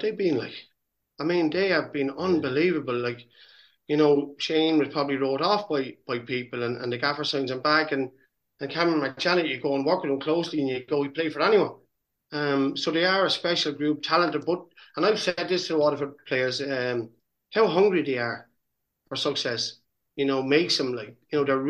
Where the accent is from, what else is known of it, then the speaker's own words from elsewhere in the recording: Waterford, Munster, Ireland; to come back and work with my hometown club